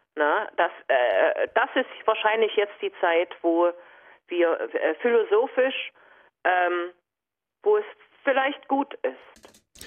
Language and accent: German; GDR, East Germany, Germany; ich bin ja in der DDR aufgewachsen